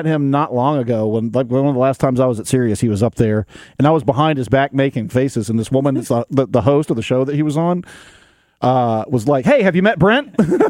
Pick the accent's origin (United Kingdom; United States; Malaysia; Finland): United States; the South; moved away; I'm from the South.